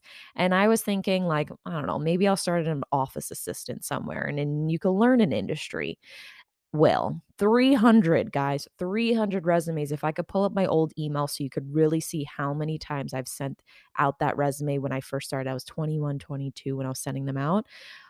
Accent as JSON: {"language": "English", "region": "New York", "country": "United States", "tie": "born or raised there", "said": "You know, I grew up out on Long Island in New York."}